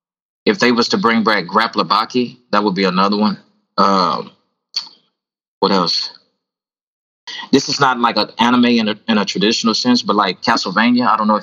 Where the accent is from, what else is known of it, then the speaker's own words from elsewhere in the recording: Texas, United States; I'm from Texas, man, and that's what we live by down here, man.